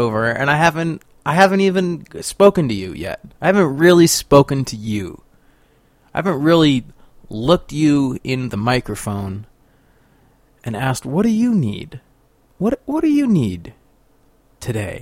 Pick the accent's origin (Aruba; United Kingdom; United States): United States; Sacramento, California; now in Paonia, United States; I guess I'm from Sacramento.